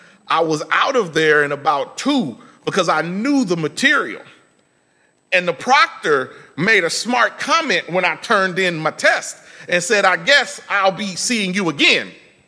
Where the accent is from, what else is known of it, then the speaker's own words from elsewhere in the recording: Indiana, United States; moved away as an adult; now in Texas, United States; When I was in undergrad, I came to Texas from Indiana, and I had registered for classes.